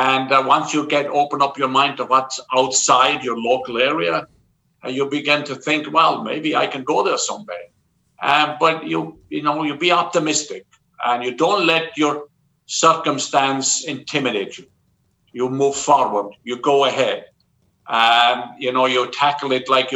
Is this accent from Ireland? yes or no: yes; Southwest Ireland, Ireland; moved away as an adult; also born or lived in Cork; now in New York, United States; I grew up in Southwest Ireland, in a very small, farming community